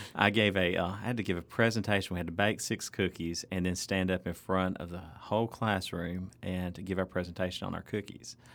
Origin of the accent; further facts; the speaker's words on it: North Alabama, United States; my hometown, uh, where I grew up in North Alabama